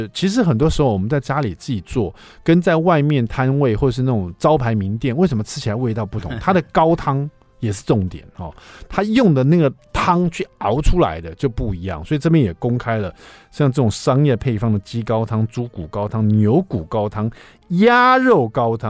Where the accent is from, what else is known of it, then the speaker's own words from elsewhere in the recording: Taiwan; also born or lived in United States; 其实我以前这个住美国，暑假回台湾玩的时候，每天都要吃咸酥鸡，因为台湾就是咸酥鸡真的超好吃的